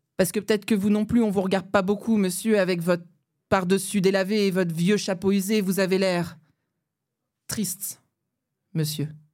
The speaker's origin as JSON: {"language": "French", "area": "Aube countryside, near Troyes", "region": "Grand Est", "country": "France", "tie": "born or raised there", "also_born_or_lived": "Nancy", "moved": "yes", "said": "je suis née euh, pas très loin de Troyes. J'ai grandi dans la campagne auboise avec mon papa, ma maman, ma grande sœur"}